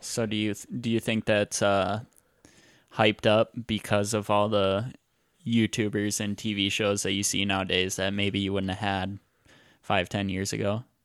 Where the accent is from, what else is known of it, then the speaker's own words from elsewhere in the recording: Iowa, United States; I grew up, I grew up in Iowa, and all I know right now is Iowa